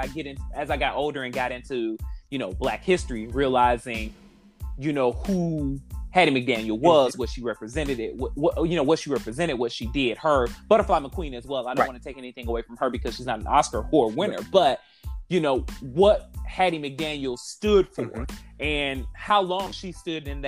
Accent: Detroit, Michigan, United States; moved away; I'm from the Midwest. I'm from Detroit

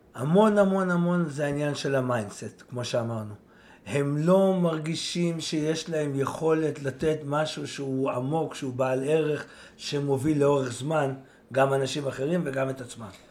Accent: Israel; אני יצאתי מהקיבוץ

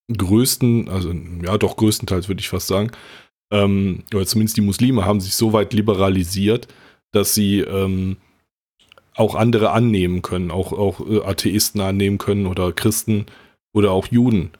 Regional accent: North Rhine-Westphalia, Germany; ich komme ja aus NRW

